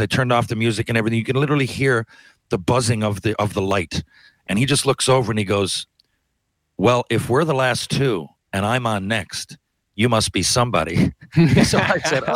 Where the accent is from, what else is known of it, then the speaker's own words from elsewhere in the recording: Canada; as a Canadian